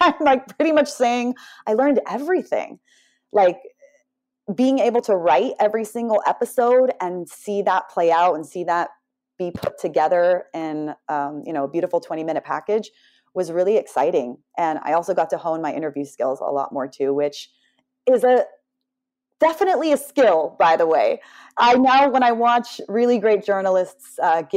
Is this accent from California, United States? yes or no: yes; Southern California, United States; I grew up in Southern California